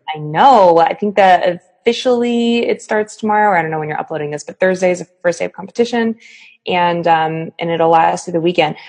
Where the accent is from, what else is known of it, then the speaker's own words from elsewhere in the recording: Boston, Massachusetts, United States; growing up in Boston